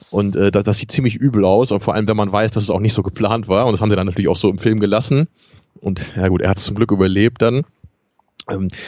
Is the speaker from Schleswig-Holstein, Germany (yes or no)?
yes; Kiel, Schleswig-Holstein, Germany; was ich besonders lustig finde als Kieler